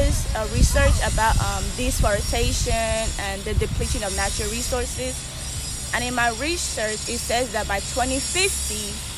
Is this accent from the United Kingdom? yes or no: no; Nigeria; also born or lived in New York, United States / Houston, United States; now in Huntsville, United States; I'm naturally from Africa, Nigeria. Nigeria, but I've been in the United States for 10 years. I lived in New York for 3 years